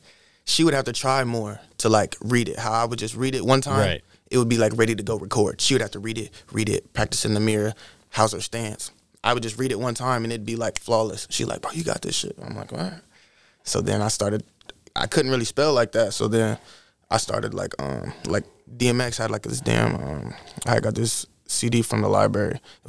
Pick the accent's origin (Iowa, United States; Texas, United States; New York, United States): Iowa, United States; I'm from Iowa. I'm an Iowa baby. Midwest.